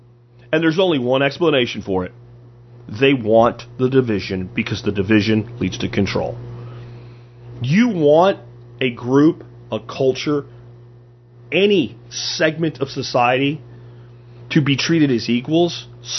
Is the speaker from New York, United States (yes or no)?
no; Pennsylvania, United States; also born or lived in New Jersey / Florida; now in Texas, United States; even though I was born in Jersey and grew up in Pennsylvania and Florida, I've lived here